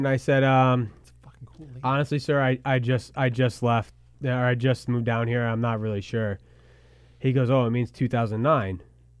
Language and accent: English; Saratoga Springs, New York, United States; moved away; I'm from Saratoga area.